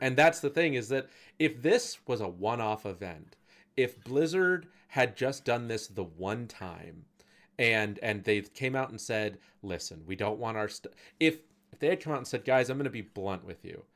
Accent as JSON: {"language": "English", "country": "United States", "said": "as an American"}